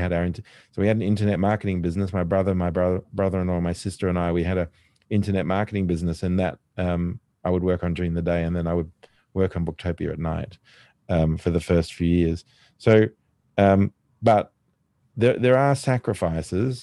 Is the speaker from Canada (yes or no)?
no; Australia; me, being Australian